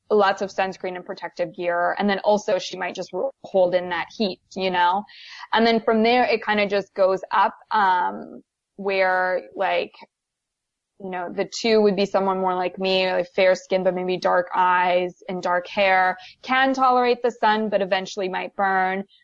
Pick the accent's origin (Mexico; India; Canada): Canada; now in United States; there's individuals like me where I'm from Canada. So I'm used to having different types of weather.